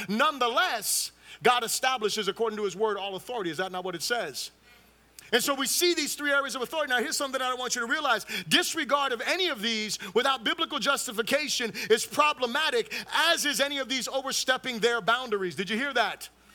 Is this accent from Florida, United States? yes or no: yes; Fort Lauderdale, Florida, United States; also born or lived in Miami, Florida; now in Orlando, United States; I was born in Miami, right? Um, raised in Fort Lauderdale and moved up here to Orlando